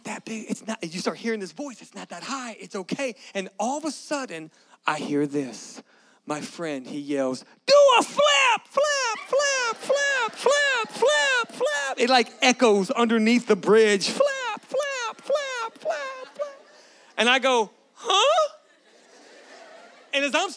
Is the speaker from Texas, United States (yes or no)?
yes; Galveston, Texas, United States; I grew up in Galveston, Texas. Anybody know what Galveston is? That's where I'm from. That's where I grew up